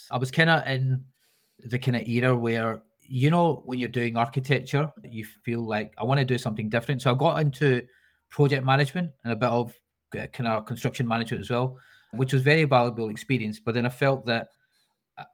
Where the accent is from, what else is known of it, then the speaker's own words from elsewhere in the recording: Scotland, United Kingdom; moved away as an adult; now in London, United Kingdom; I'm a traditional architect, born and bred in Bonnie, Scotland, where I got my degree up in Glasgow, and managed to travel, jump over the wall down to London. I've been in London for 15 years now.